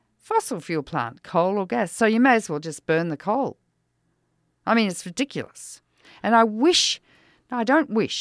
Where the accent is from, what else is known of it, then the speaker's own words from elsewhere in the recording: Australia; now in United States; I'm Australian.